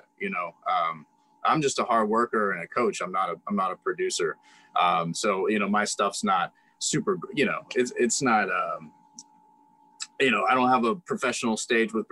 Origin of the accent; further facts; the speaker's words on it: Ligonier, Pennsylvania, United States; moved away as an adult; in the Ligonier community, I've done a lot in my community. So I'm not saying like I'm famous or something, but I'm just saying I've served a lot of people in my hometown.